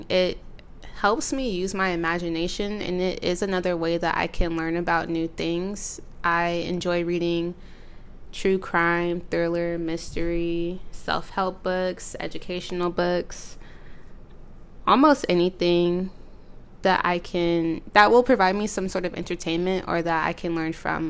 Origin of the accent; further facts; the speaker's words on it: San Jose, California, United States; moved away as an adult; now in Sacramento, United States; I currently reside in Sacramento, California, but I was primarily raised in the Bay, San Jose to be exact